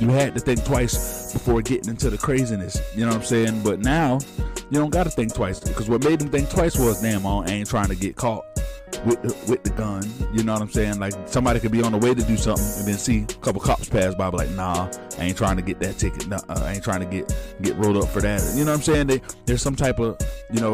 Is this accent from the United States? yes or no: yes; Palm Beach County, South Florida, United States; I'm in South Florida. That's my hometown, and to Florida is my home state